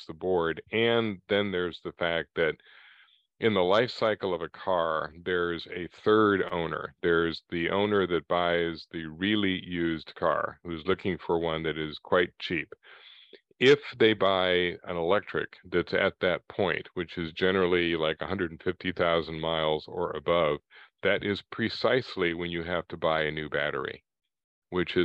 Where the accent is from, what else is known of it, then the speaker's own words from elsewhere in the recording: United States; We are very different from Europe and Japan.